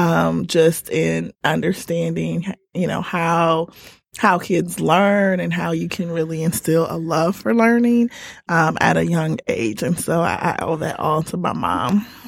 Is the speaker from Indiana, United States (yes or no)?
yes; Indiana, United States; now in Detroit, United States; I'm originally from Indiana